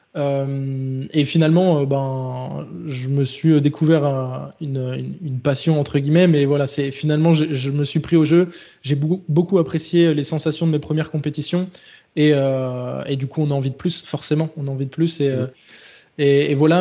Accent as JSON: {"language": "French", "town": "Les Sables-d'Olonne", "region": "Pays de la Loire", "country": "France", "tie": "born or raised there", "also_born_or_lived": "Bordeaux", "said": "je suis originaire de Vendée donc euh, les Sables d'Olonne"}